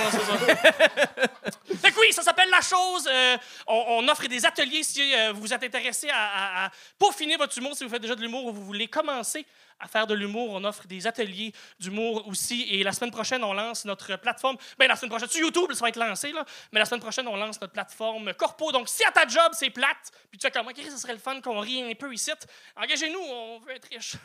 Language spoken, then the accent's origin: French; New Brunswick, Canada; J'ai grandi au Nouveau-Brunswick, Nouveau-Brunswick